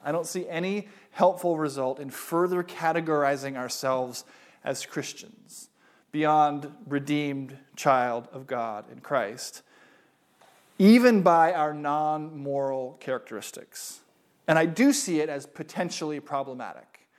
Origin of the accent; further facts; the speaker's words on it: United States; I am an American.